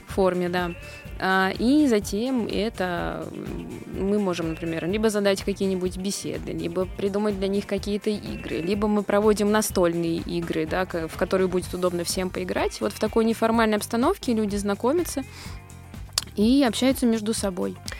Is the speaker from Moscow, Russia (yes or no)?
yes; Moscow, Russia; Я из Москвы.